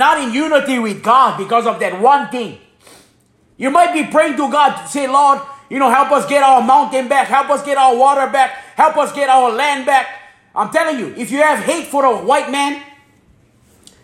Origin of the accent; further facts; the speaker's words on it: Hana, Hawaii, United States; moved away; also born or lived in Florida; I'm from Hawaii. I'm born and raised in Hana, Maui